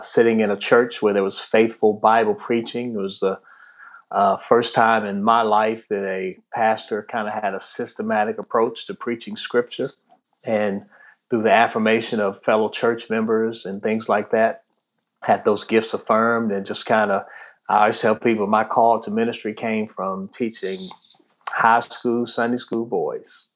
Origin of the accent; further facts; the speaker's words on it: Washington, District of Columbia, United States; also born or lived in Prince George's County, Maryland / Tidewater, Virginia / Lexington, Kentucky; now in Annapolis, United States; I grew up in the Washington D.C. area, first in Southeast Washington D.C., and then in Prince George's County, Maryland, which is just outside of D.C.